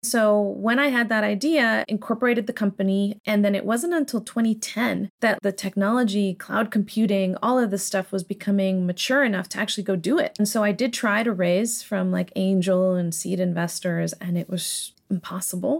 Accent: San Diego, California, United States; so I grew up in Southern California, in San Diego.

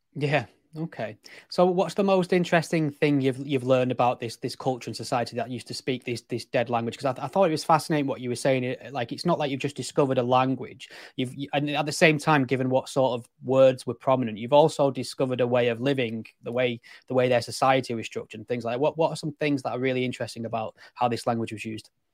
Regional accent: England, United Kingdom; I'm English

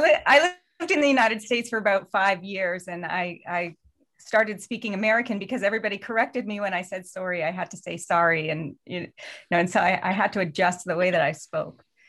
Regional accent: Canada; also born or lived in Los Angeles

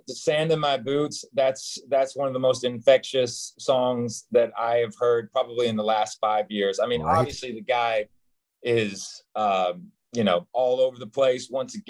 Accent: Knoxville, Tennessee, United States; And if I go home, because I was born like in the heart of Knoxville, Tennessee, like smack dab in the middle, right off Chapman Highway, which everybody that's from Knoxville knows exactly what Chapman Highway is.

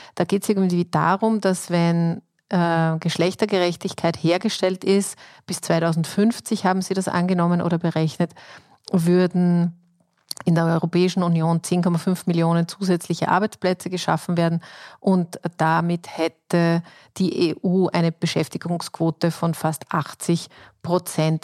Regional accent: Austria; bei uns in Österreich

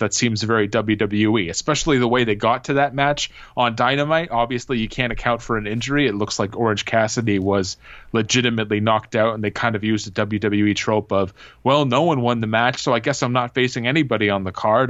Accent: Canada; I am from Canada. I'm here in Ontario

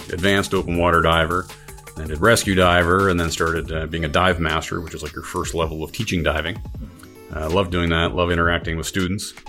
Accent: Ontario, Canada; also born or lived in Alberta; now in Nova Scotia, Canada; So I grew up in Ontario, then moved with my family to Alberta.

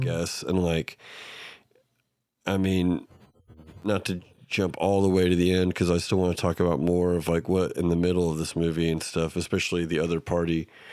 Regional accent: Oklahoma, United States; we're from Oklahoma

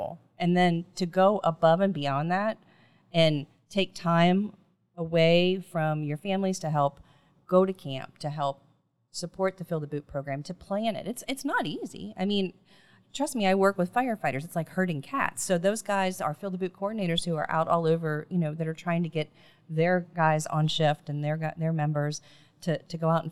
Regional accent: Kentucky, United States; I'm from Kentucky. I live in Kentucky

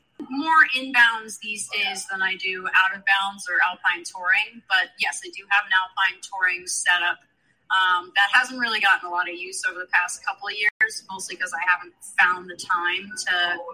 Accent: Killington, Vermont, United States; I don't remember learning how to ski, honestly, but growing up in Killington, it was just a really unique scenario

